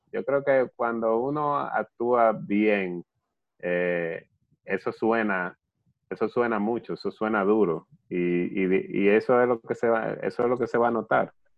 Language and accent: Spanish; Dominican Republic; nosotros, como dominicanos y como cristianos